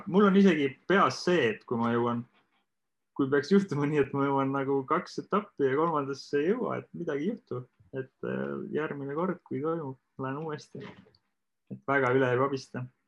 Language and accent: Estonian; Saare County, Estonia; moved away; ma olen ka Saaremaalt pärit